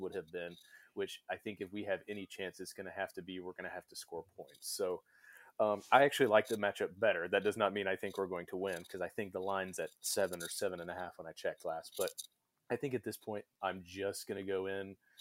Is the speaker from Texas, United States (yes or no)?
yes; Irving, Texas, United States; now in Midland, United States; I grew up in Irving, Texas